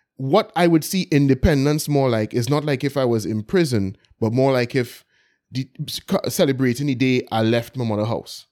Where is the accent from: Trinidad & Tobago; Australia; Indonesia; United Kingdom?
Trinidad & Tobago; Port of Spain; I grew up in Belmont